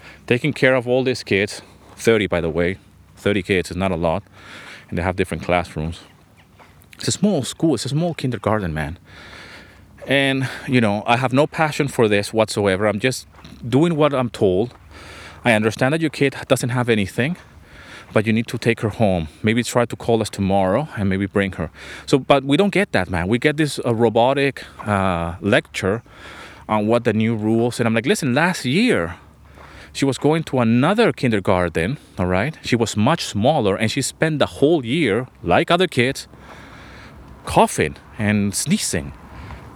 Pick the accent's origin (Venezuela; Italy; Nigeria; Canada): Venezuela; also born or lived in London, England; now in Greece; I grew up in Venezuela